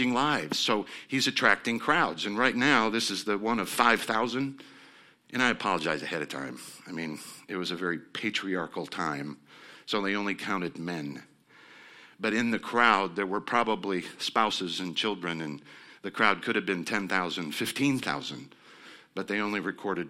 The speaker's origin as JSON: {"language": "English", "region": "Nebraska", "country": "United States", "said": "I'm coming from Nebraska, which is on the border of Iowa."}